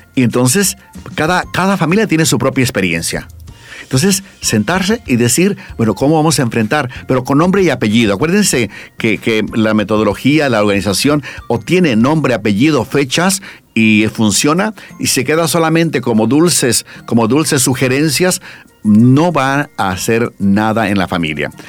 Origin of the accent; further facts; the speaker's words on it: Mexico; now in Bolivia; yo soy mexicano, pero estoy aquí en Bolivia